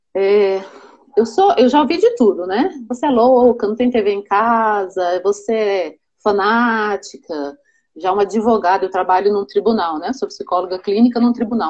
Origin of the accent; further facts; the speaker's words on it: Brasília, Federal District, Brazil; eu nasci em Brasília. Eles vieram para Brasília quando Brasília começou mesmo. Então eu nasci aqui